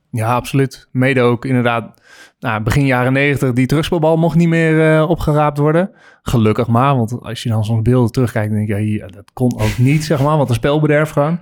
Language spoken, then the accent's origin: Dutch; Friesland, Netherlands; als geboren Fries moest ik van mijn ouders eerst schaatsen